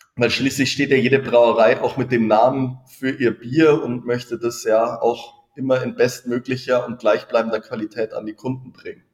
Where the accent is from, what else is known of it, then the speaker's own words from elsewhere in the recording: Freising, Bavaria, Germany; ich bin ja, wie gesagt, in Freising aufgewachsen, habe hier gearbeitet, ähm, bin hier zur Schule gegangen, hier studiert